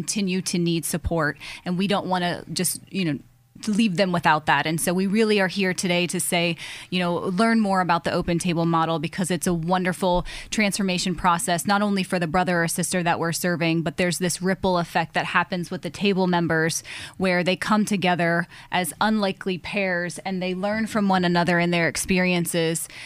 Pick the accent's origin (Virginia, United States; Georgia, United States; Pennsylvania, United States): Pennsylvania, United States; Erie; I was born and raised in Erie, Pennsylvania